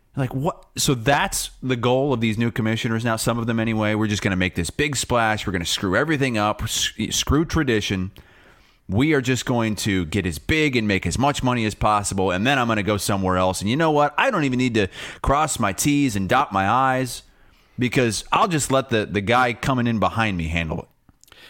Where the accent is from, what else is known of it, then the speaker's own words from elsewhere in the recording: United States; I'm an American.